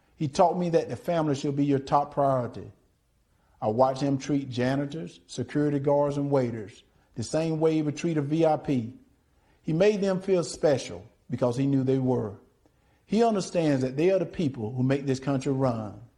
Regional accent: Deep South, United States; born or raised there

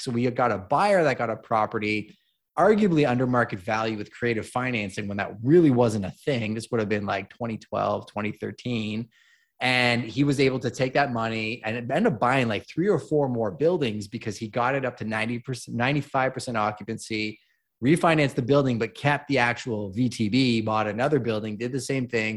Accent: Montreal, Quebec, Canada; moved away as an adult; also born or lived in Toronto; now in London, Canada; I was actually born and raised in Montreal

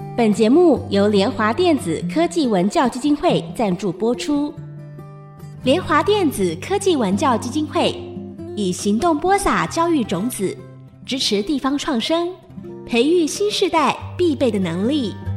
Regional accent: Taipei, Taiwan; also born or lived in Chiayi; 我其实台北人，我不太会讲台语

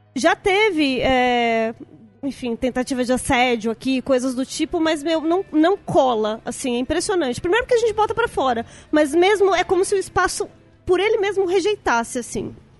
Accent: São Paulo, Brazil; born or raised there

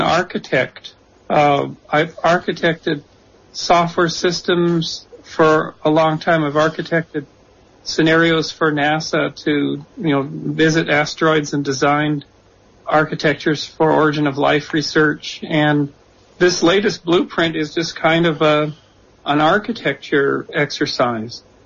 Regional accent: Canada; moved away as an adult; also born or lived in San Jose, United States; now in New Jersey, United States; I'm from Canada

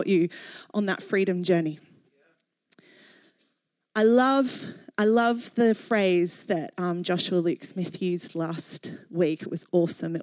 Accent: Australia; moved away as an adult; now in London, United Kingdom; Growing up in Australia

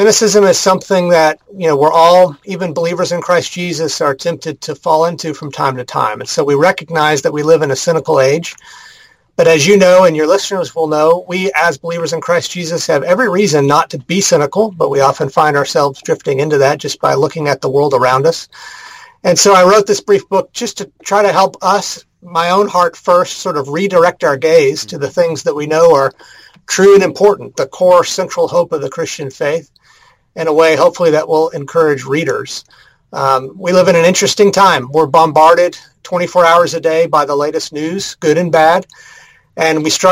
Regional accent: Houston, Texas, United States; moved away as an adult; also born or lived in North Carolina; now in Kansas City, United States; I'm originally from Texas, though. I grew up in the Houston area

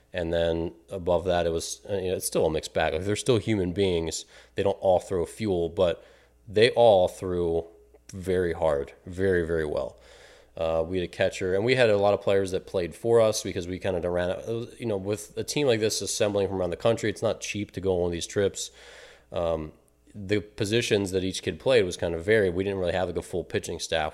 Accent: Maryland, United States; now in Illinois, United States; my hometown, Maryland

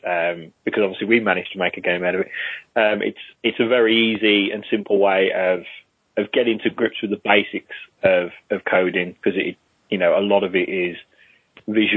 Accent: Wolverhampton, West Midlands, United Kingdom; moved away as an adult; also born or lived in Middlesbrough; I'm originally from Wolverhampton.

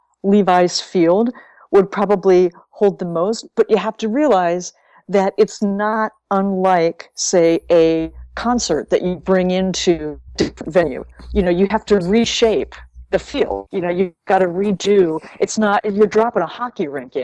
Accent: North Dakota, United States; when I was 8 growing up in North Dakota

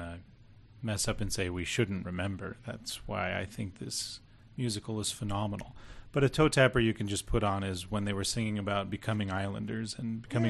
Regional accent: United States; I was actually born and raised in the States and fell in love with a Canadian woman

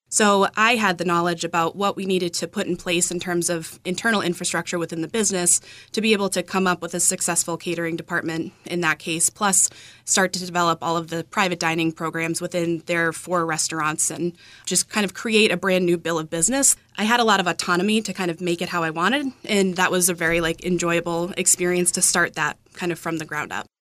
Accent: Marshfield, Massachusetts, United States; moved away; I grew up in Marshfield

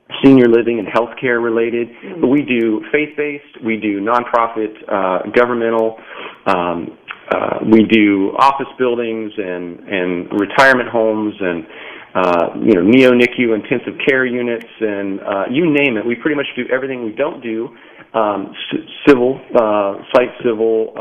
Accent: Morgantown, West Virginia, United States; now in Naples, United States; I was born and raised in Morgantown, West Virginia, the youngest of five boys

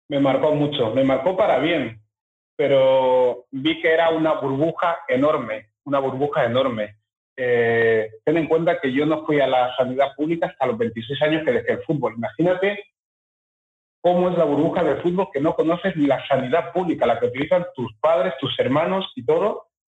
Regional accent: Fuerteventura, Canary Islands, Spain; also born or lived in Equatorial Guinea / England; yo llegué con 11 meses a España, a las ah. Islas Canarias, Fuerteventura.

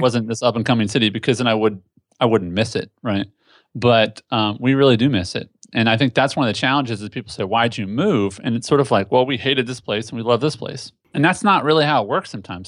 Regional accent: Indianapolis, Indiana, United States; moved away as an adult; now in Tennessee, United States; I was born and raised in Indianapolis, Indiana

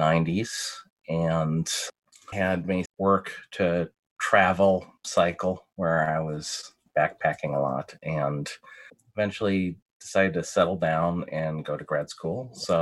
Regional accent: Davenport, Iowa, United States; moved away as an adult; now in Chicago, United States; I grew up in Davenport, Iowa.

